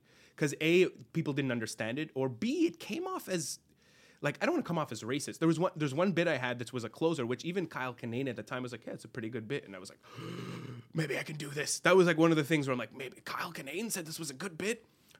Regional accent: Lebanon; Then I tell him I'm from Lebanon. Okay, very appropriate for Lebanon.

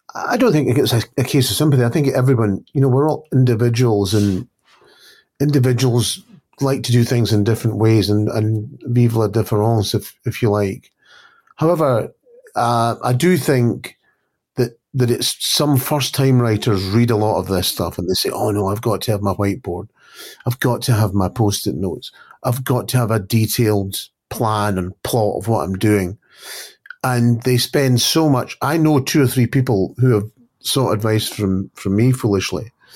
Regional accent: Scotland, United Kingdom; I'm always referred to as a Scottish crime writer.

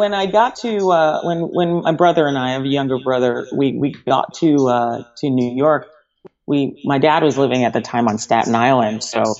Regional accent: Antigua & Barbuda; born there; also born or lived in Montserrat; So I was born on Antigua, which is an island, which I guess it's, you know, maybe about 20 miles from Montserrat.

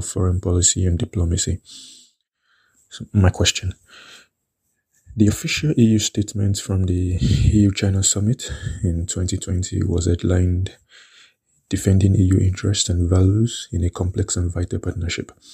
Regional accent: Nigeria; moved away as an adult; now in Lisbon, Portugal; I am a Nigerian who has lived in Europe for over four years

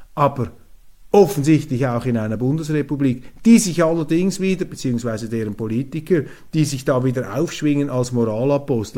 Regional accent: Switzerland; als Schweizer

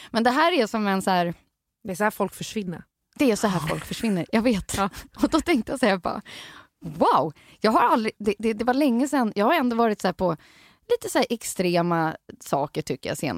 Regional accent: Stockholm, Stockholm County, Sweden; jag är en sån stockholman som har tagit mig ut

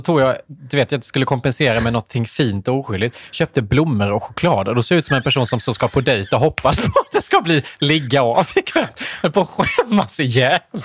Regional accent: Värnamo, Jönköping County, Sweden; nu kommer jag från Värnamo

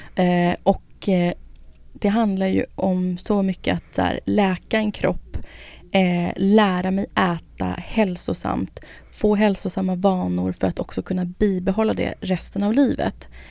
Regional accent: Södertälje, Stockholm County, Sweden; Jag är från Södertälje, det är liksom kebabens stad

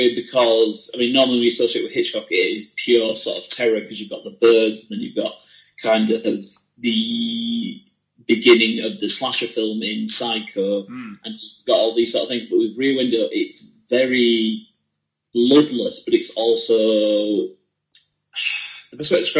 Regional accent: Leeds, Yorkshire and the Humber, United Kingdom

